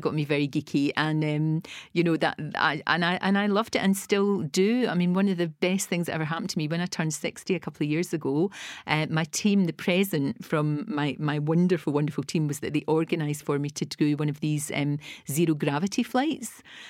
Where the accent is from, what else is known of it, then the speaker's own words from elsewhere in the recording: Glasgow, Scotland, United Kingdom; You know, I was from the East End of Glasgow, from the Gorbals, and from Bridgeton in Glasgow.